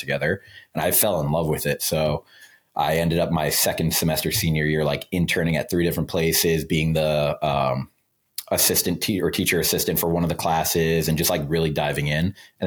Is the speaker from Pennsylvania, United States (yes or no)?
no; Long Island, New York, United States; I'm from Long Island, New York